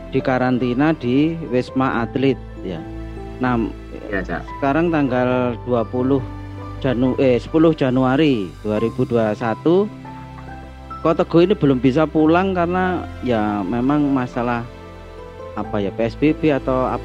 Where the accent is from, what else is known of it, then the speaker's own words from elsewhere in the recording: Malang, East Java, Indonesia; kotaku ini aslinya Malang tapi bekerjanya di Jakarta